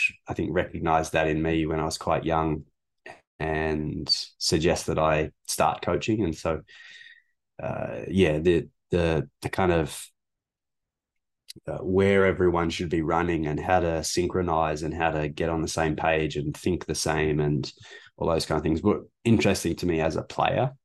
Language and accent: English; Melbourne, Victoria, Australia; moved away as an adult; now in Canada; I'm from Australia. I'm from Melbourne